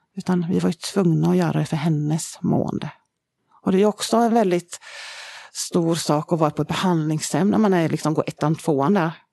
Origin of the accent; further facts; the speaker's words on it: Södertälje, Stockholm County, Sweden; vi är ju uppvuxna i Södertälje från början, kommer vi ifrån.